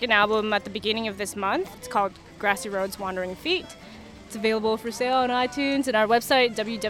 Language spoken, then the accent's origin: English; Canada; We're all Canadian, and the band started in Montreal, Quebec. We're all from across Canada.